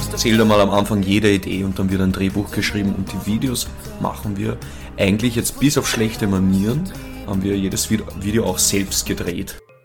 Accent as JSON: {"language": "German", "region": "Upper Austria", "country": "Austria", "tie": "born or raised there", "moved": "as an adult", "lives_now": "Vienna, Austria", "said": "wir kommen aus Oberösterreich. Dort sind wir zumindest geboren, aufgewachsen"}